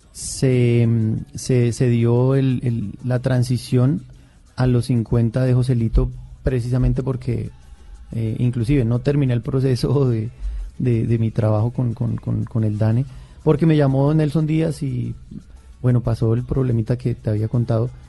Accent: Boyacá, Colombia; me fui para, mi, departamento, yo soy boyacense

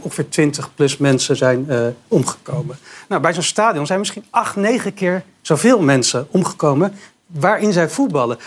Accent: Zutphen, Gelderland, Netherlands; now in Amsterdam, Netherlands; ik kom eigenlijk uit Zutphen, dat, daar in de achterhoek, daar woon je op het zand. En, en ik, ik, woon nu in, eh, in, in, Amsterdam

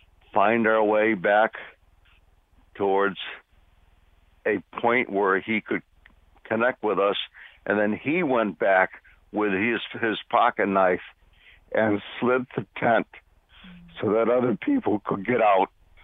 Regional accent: Bloomfield, United States; I grew up in Bloomfield.

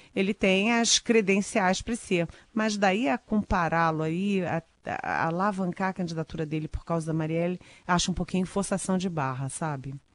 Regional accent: Rio de Janeiro, Brazil; Eu, eu sou carioca, falo sinal

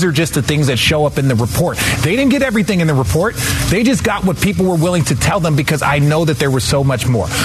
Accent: Phoenix, Arizona, United States; I'm from Phoenix.

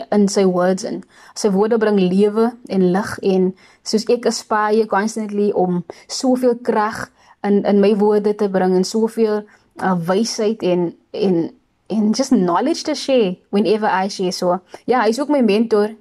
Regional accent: Worcester, Western Cape, South Africa; also born or lived in Pelican Park, Cape Town; now in Cape Town, South Africa; ek is van Woester. Um sommige mense sê dat Woester is meer as 'n plek as 'n atmosfeer en ek moet saamstem. Ek is super dankbaar dat ek in daai atmosfeer kon opgroei

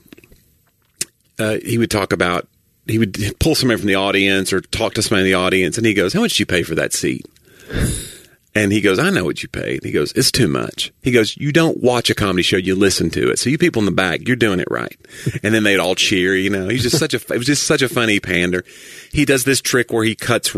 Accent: the South, United States; I'm from the South

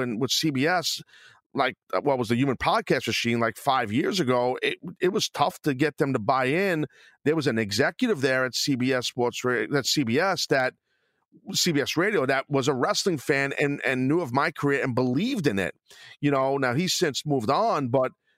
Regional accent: New York, United States; I'm from New York

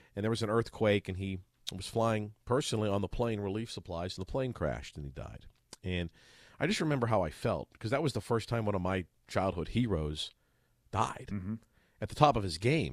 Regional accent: Pittsburgh, Pennsylvania, United States; when I was a kid, Tim, uh, growing up in Pittsburgh

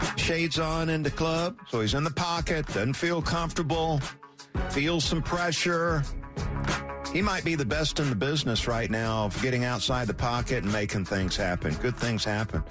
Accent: South Georgia, United States; growing up in South Georgia

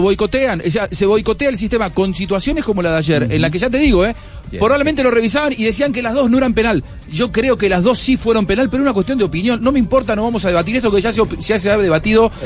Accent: Argentina; soy argentino

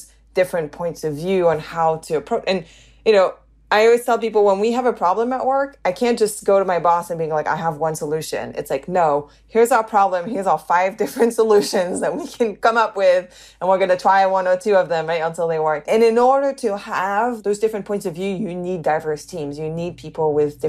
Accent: the north of England, United Kingdom; accent: northern; also born or lived in Canada; But I also grew up, you know, in the north of England.

